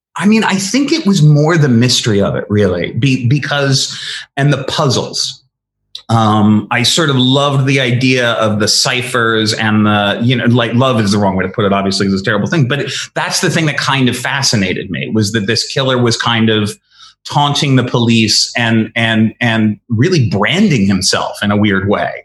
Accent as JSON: {"language": "English", "region": "Connecticut", "country": "United States", "tie": "born or raised there", "said": "I grew up in Connecticut"}